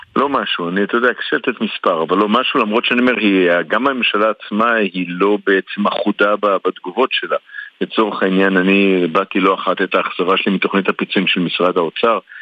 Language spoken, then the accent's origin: Hebrew; Tel Aviv, Tel Aviv District, Israel; אני תל אביבי, וכמו מסתובב לא מעט בעיר